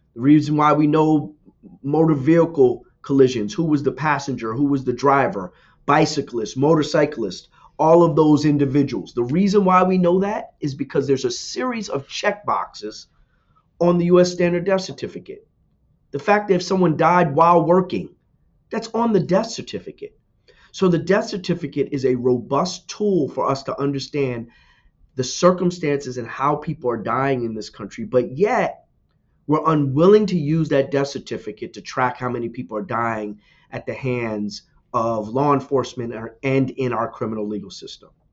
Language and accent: English; New Jersey, United States; I'm from New Jersey, born and raised.